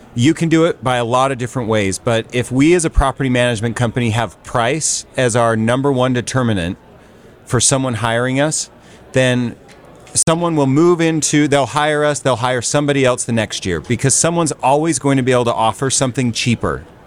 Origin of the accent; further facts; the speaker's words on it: Salt Lake City, Utah, United States; I am from Salt Lake City, Utah. We run a brokerage and a property management company